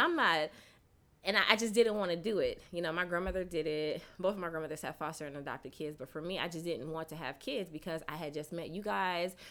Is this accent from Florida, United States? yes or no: no; Sacramento, California, United States; moved away as an adult; now in Atlanta, United States; I'm from Sacramento, California. Um, I attended Clark Atlanta University. Um, I've been in Atlanta for about 17 years.